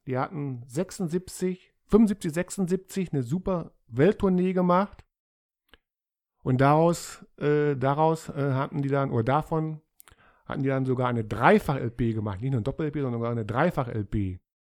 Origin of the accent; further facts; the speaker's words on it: Germany; als Deutsche